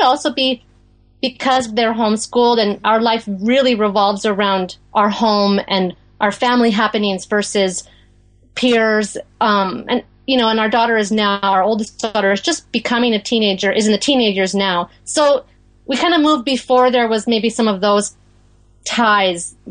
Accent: Western Canada, Canada; moved away as an adult; also born or lived in New Jersey / Maine; now in Gaspé Peninsula, Quebec, Canada; we're from Western Canada originally.

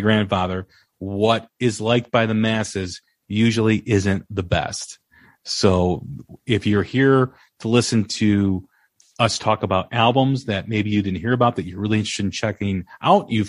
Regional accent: Chicago, Illinois, United States; I'm from Chicago

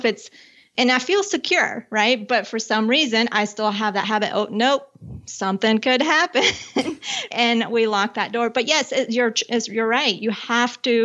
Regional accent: Colombia; I was born in Colombia and I grew up with my father's American, my mom's from Colombia. And there was one point in our life where we were living outside of Bogota.

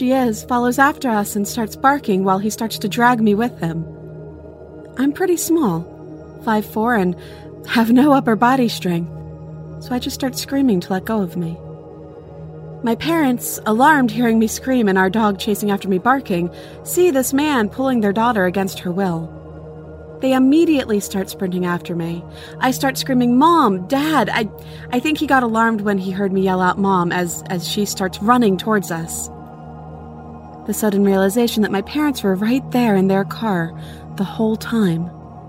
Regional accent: Florida, United States; I grew up in Florida, so I wasn't used to seeing piles of autumn leaves

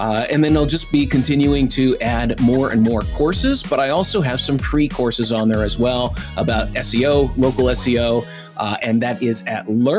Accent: East Coast, United States; now in Ohio, United States; I am originally from the East Coast, Jonathan, so I am loyal.

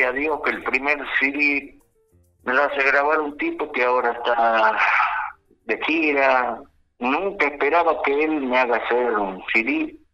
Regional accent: Tafí Viejo, Tucumán, Argentina; los tapiseños somos de Tapi Viejo

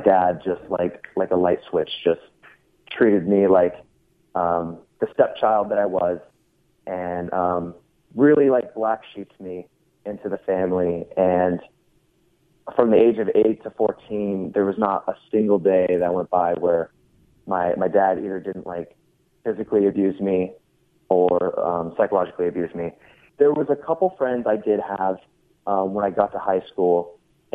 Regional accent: Everett, Washington, United States; I was born in Everett, Washington, and I lived in an apartment complex called Walden Pond

